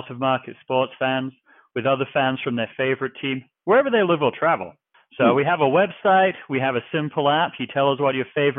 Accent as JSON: {"language": "English", "region": "New Jersey", "country": "United States", "tie": "born or raised there", "also_born_or_lived": "England / North Carolina", "moved": "as an adult", "lives_now": "Seattle, United States", "said": "I was born in England. I grew up in New Jersey"}